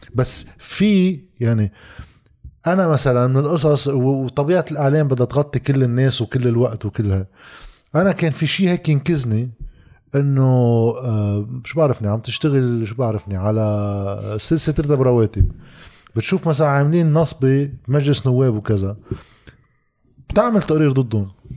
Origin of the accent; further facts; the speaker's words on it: Lebanon; نحن بالصحافه عندنا بلبنان